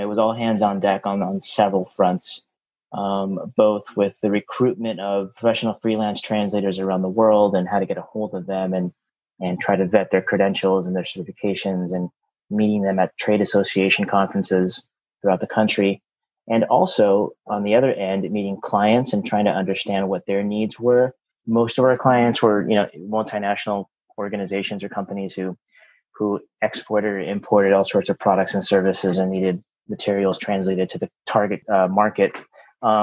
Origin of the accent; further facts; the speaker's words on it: Torrance, California, United States; I was born and raised in Torrance, California.